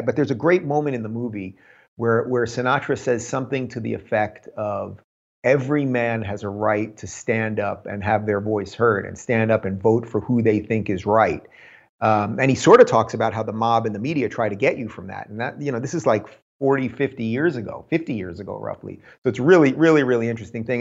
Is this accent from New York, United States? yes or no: yes; New York, United States; now in California, United States; I come from New York